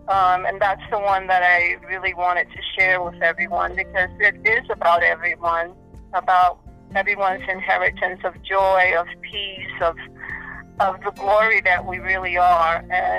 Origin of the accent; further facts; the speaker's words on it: Brooklyn, New York, United States; also born or lived in Puerto Rico; So I came to New York in Brooklyn when I was about four or five years old.